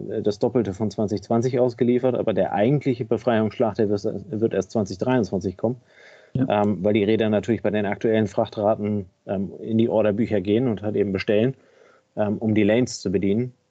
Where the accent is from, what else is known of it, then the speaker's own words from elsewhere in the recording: Kiel, Schleswig-Holstein, Germany; Ähm, als Kieler Jung, als Kieler Sprotte muss ich den natürlich abfeiern wie sonst was.